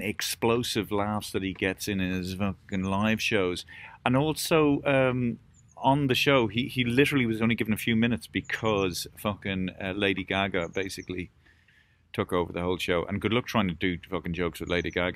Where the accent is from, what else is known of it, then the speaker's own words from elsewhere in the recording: Ireland; we as Irish people